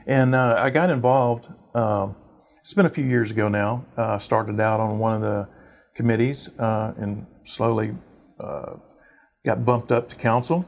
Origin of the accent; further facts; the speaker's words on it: Oak Ridge North, Texas, United States; I grew up in Oak Ridge North